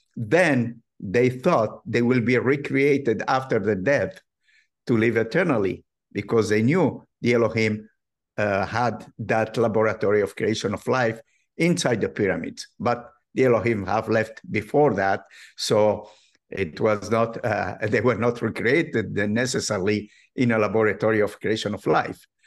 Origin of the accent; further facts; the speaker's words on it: Morocco; moved away; I have been brought up in a religious, traditional family, uh, very well known in North Africa, in Morocco.